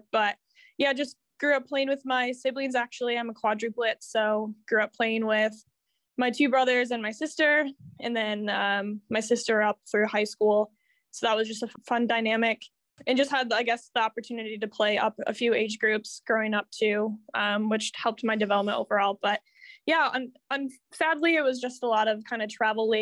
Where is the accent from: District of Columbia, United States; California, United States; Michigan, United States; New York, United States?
Michigan, United States; Muskegon; I grew up in Muskegon